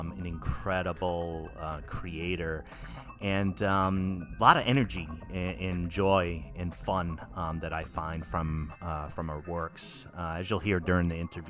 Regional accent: East Coast of the U.S., United States; moved away as an adult; now in Oregon, United States; I'm from the East Coast of the U.S. originally and made my way out here. I've been in the area for about 9 years

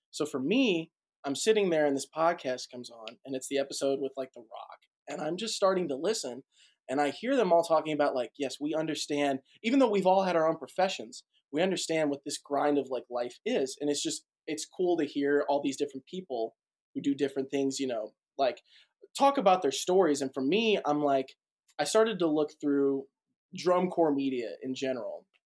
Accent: Boston, Massachusetts, United States; also born or lived in St. Louis; now in Nashville, United States; So I am from Boston, Massachusetts originally. Parents moved to St. Louis, Missouri. From there, went to Middle Tennessee State University for college.

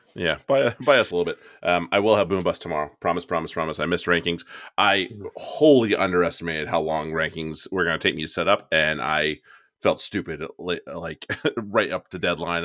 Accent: United States; as an American

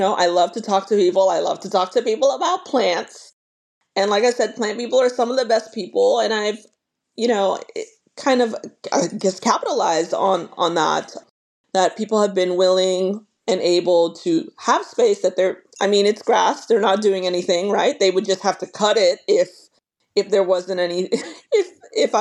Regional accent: New York City, New York, United States; now in Norfolk, United States; growing up in New York across the street from the Brooklyn Botanic Garden

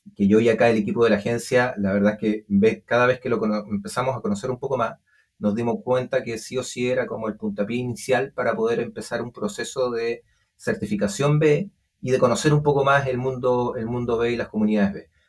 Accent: Santiago, Santiago Metropolitan, Chile; also born or lived in Alto Palena; Yo nací en Santiago, pero viví mis cuatro años en un pueblo que se llama Alto Palena

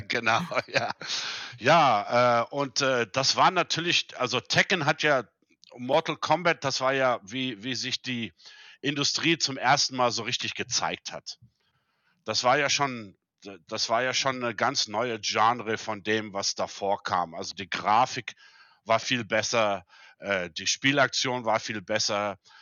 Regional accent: South Africa; moved away as an adult; also born or lived in Germany; now in Saudi Arabia; meine Eltern sind 1975 aus Deutschland ausgewandert. Mhm. Und äh, da war ich sieben. Und äh, also mein ganzes Leben da gelebt und auch da ja aufgewachsen.

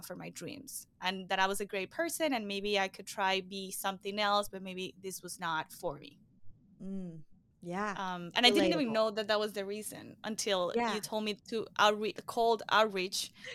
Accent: Venezuela; now in Miami, United States; I'm originally from Venezuela. I live in Miami, Florida.

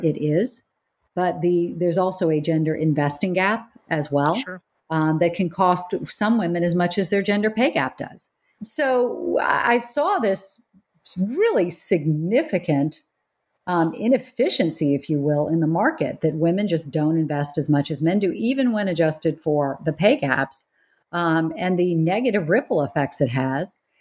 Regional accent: United States; moved away as an adult; also born or lived in North Carolina / South Carolina; growing up in South Carolina and North Carolina

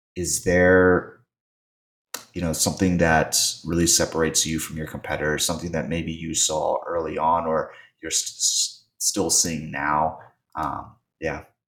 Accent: Virginia, United States; I'm from Virginia

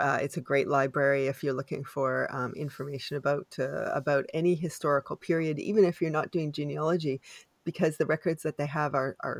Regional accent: Canada; I am unapologetically Canadian.

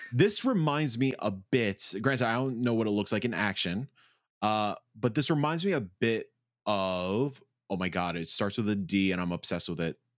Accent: United States; I'm too American

